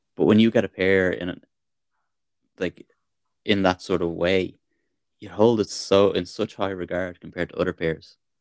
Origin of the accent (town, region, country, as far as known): Dublin, Leinster, Ireland; born or raised there